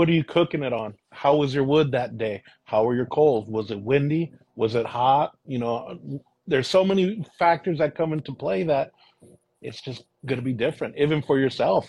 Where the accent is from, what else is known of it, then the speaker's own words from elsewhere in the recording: Vallejo, California, United States; moved away as an adult; now in Contra Costa County, United States; I grew up in Vallejo, and what brought me out this way was my son